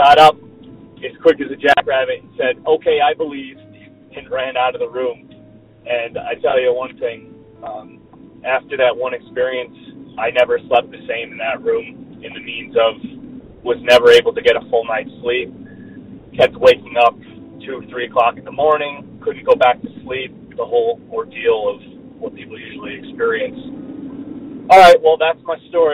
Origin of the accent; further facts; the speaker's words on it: New York, United States; I'm from New York State